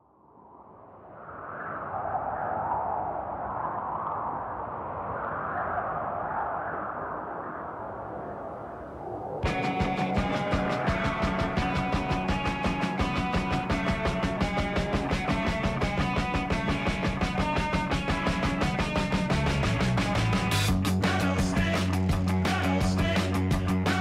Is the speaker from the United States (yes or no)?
no; Canada; moved away; I grew up in Canada where we grew up thinking that these really obscure Canadian bands were really popular.